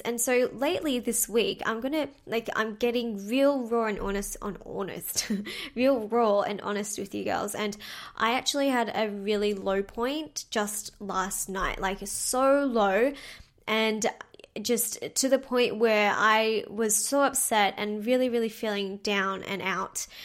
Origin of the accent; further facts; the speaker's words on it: Melbourne, Victoria, Australia; my hometown in Melbourne